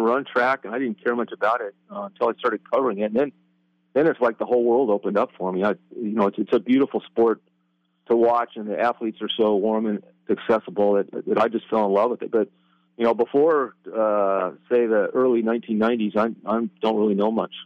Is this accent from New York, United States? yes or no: no; Colorado, United States; now in Oregon, United States; I grew up in Colorado